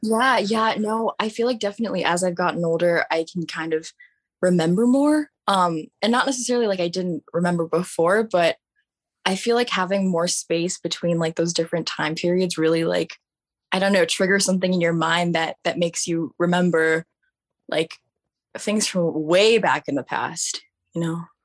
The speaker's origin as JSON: {"language": "English", "region": "Virginia", "country": "United States", "tie": "born or raised there", "said": "Virginia, my whole entire life"}